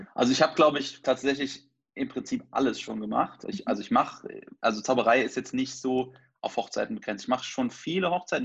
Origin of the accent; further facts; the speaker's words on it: near Trier, Rhineland-Palatinate, Germany; moved away; also born or lived in Cologne; ich komme ursprünglich aus der Nähe von Trier